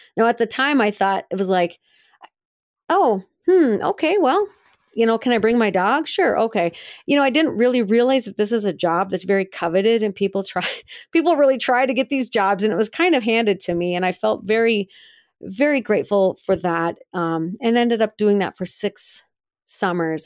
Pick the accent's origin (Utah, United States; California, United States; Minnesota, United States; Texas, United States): Minnesota, United States; Brainerd; now in Missoula, United States; in Brainerd, Minnesota, which is my hometown